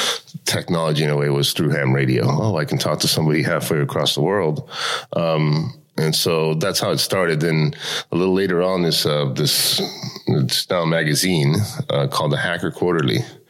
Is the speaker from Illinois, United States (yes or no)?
no; Miami, Florida, United States; also born or lived in Cuba / Spain / Los Angeles; now in Tallinn, Estonia; I was born in Cuba. {S1} Okay. {S3} And at the age of 7, I actually left with my family. We spent a year in Spain and then Miami, and that's where I grew up was in Miami